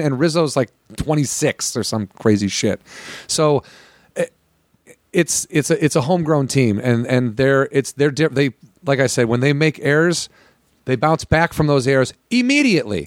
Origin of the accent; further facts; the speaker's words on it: Illinois, United States; I'm from Illinois